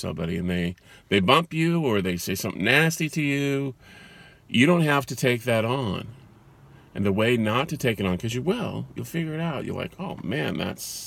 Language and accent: English; California, United States; I was born in California.